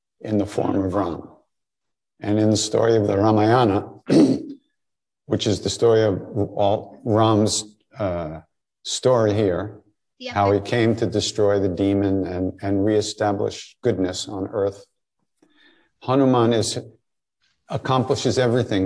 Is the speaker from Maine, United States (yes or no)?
no; Long Island, New York, United States; moved away as an adult; also born or lived in India; I grew up on Long Island, but after high school I was gone